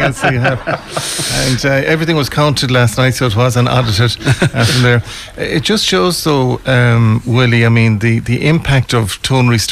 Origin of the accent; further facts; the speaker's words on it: Galway, Connacht, Ireland; I grew up in Merview